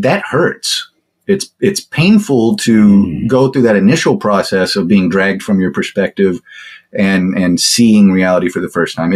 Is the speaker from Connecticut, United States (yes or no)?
no; Texas, United States; I'm from Texas